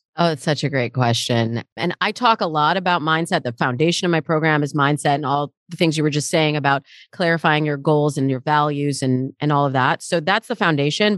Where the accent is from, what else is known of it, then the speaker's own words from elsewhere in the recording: Michigan, United States; now in Los Angeles, United States; I grew up in Michigan, and the way that my world feels in Michigan versus the way my world feels in Los Angeles where I live now very different